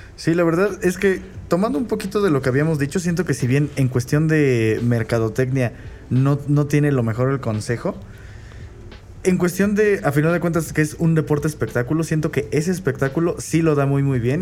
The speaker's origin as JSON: {"language": "Spanish", "country": "Mexico", "said": "a nosotros como mexicanos"}